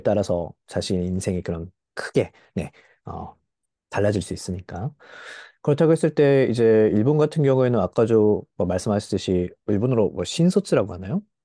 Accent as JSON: {"language": "Korean", "country": "South Korea", "said": "저 한국 사람 입장에서"}